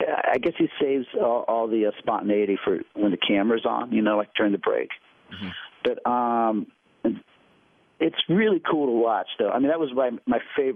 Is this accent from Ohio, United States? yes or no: yes; Ohio, United States; moved away; also born or lived in New York; I grew up in Ohio